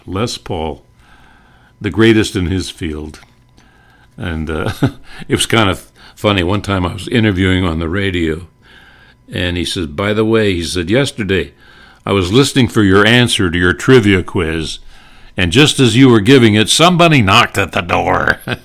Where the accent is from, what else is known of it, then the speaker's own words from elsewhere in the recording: North Dakota, United States; I grew up in North Dakota